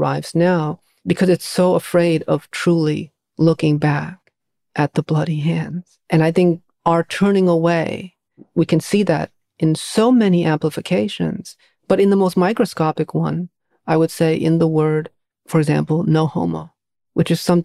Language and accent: English; New England, United States; growing up in New England